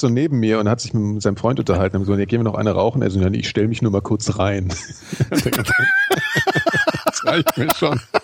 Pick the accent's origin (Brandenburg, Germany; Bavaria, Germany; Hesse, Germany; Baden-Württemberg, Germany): Hesse, Germany; Frankfurt; ich habe sehr viel Basketball gespielt früher als Jugendlicher in Frankfurt